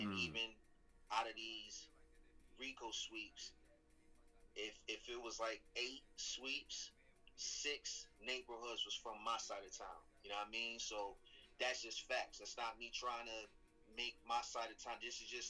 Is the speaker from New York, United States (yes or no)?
yes; Syracuse, New York, United States; moved away as an adult; also born or lived in Atlanta; growing up in Syracuse taught me how to like survive, you know what I mean, in a real tough environment, you know what I'm saying? But it's home, I love it.